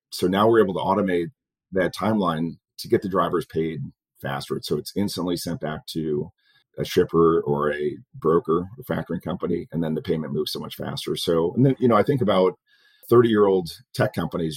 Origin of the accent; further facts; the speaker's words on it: Dearborn, Michigan, United States; moved away as an adult; also born or lived in Plymouth, Michigan / Detroit, Michigan / Malibu, California / Chicago, Illinois; now in Phoenix, United States; I grew up in Dearborn in Plymouth.